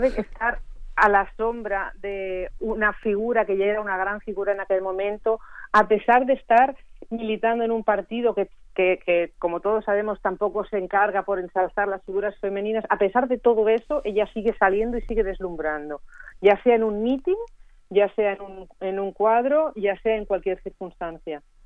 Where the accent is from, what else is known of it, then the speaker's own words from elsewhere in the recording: Barcelona, Catalonia, Spain; naciendo en Barcelona que es de donde soy yo